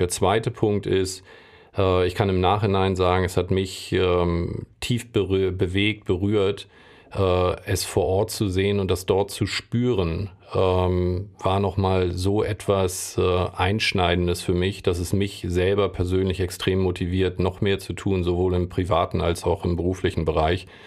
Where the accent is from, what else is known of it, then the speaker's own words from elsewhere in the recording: Hamburg, Germany; ich bin Hamburger, ich liebe Hamburg